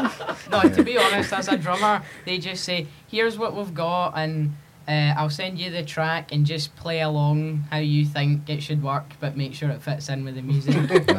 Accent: Elderslie, Scotland, United Kingdom; I'm from Elderslie, which is in, like, it's near Paisley in Glasgow and stuff.

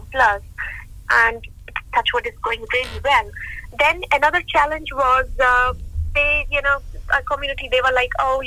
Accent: Jalandhar, Punjab, India; moved away as an adult; now in United Kingdom; I'm born and brought up in India, beautiful state Punjab and beautiful city called Jalandhar.

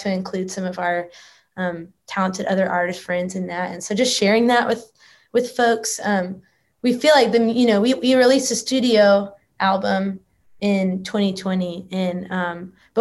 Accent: Texas, United States; now in Nashville, United States; I grew up in Texas

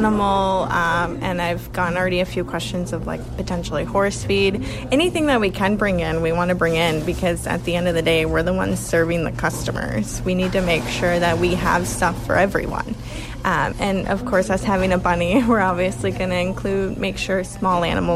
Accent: United States; moved away as an adult; also born or lived in Woodstock, Ontario / Kitchener, Ontario; now in Sackville, Canada; I'm actually originally from the States. So I moved here when I was like 18.

